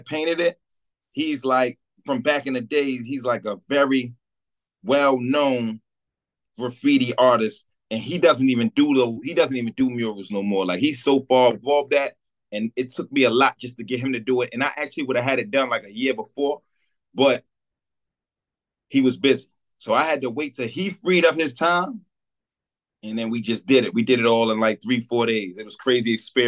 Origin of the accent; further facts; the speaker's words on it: Jersey City, New Jersey, United States; I'm from Stegman Street in Jersey City.